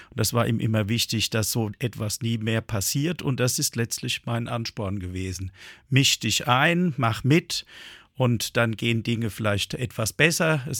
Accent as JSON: {"language": "German", "town": "Darmstadt", "region": "Hesse", "country": "Germany", "tie": "born or raised there", "said": "Ich bin mal in Darmstadt zur Schule gegangen und hatte ja quasi statt 13 Jahren nur 12 Jahre Schule."}